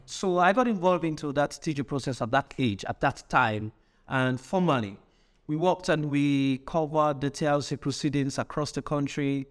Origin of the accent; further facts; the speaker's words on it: Kenema, Eastern Province, Sierra Leone; I grew up in Kedema, which is the southeast